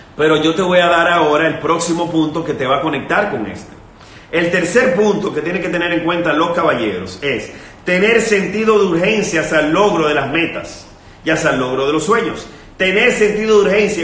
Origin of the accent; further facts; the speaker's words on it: Dominican Republic; En mi país, por ejemplo, eh, hay un sitio que se llama Punta Cana